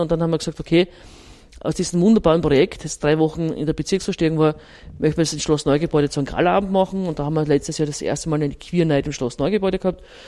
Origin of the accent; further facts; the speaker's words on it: Styria, Austria; moved away as an adult; now in Vienna, Austria; ich bin ja eher Zurgraste, weil ich komme aus der Steiermark